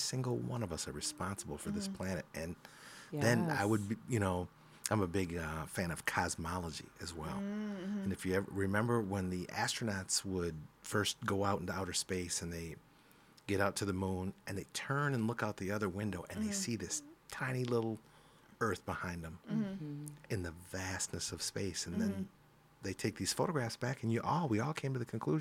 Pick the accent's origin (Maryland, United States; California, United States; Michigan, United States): Michigan, United States; Grand Rapids; I'm born and raised in Grand Rapids, Michigan.